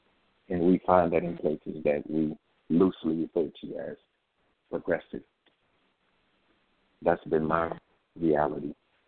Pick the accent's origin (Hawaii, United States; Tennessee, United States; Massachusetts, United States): Tennessee, United States; Jackson; In Jackson, Tennessee.